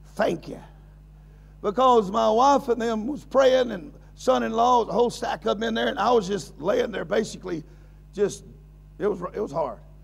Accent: United States; I'm an American.

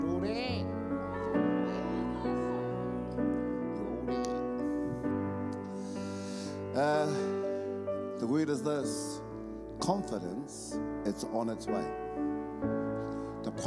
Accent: Auckland, New Zealand; I'm from Otara, South Auckland.

